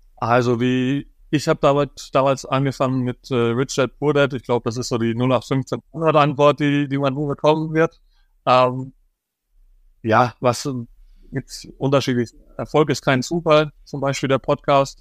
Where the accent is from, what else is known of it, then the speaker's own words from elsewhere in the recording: Dorsten, North Rhine-Westphalia, Germany; in Dorsten, wo ich, wo ich aufgewachsen bin